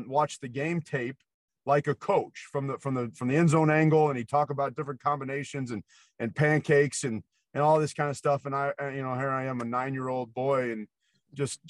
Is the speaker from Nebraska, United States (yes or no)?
yes; Nebraska, United States; I grew up in Nebraska